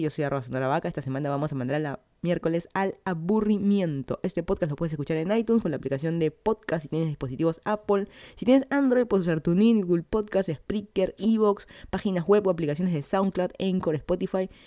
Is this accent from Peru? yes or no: yes; Lima, Peru; moved away as an adult; now in Miami, United States; yo soy de Lima, Perú, me mudé hace casi dos años aquí a Estados Unidos para estudiar mi maestría